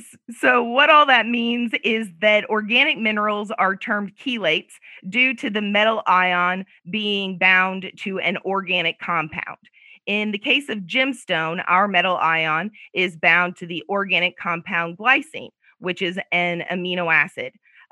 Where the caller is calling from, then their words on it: Muscatine, Iowa, United States; I'm in Muscatine, Iowa right now. That's where my husband and I have a little farm, and the weather's beautiful.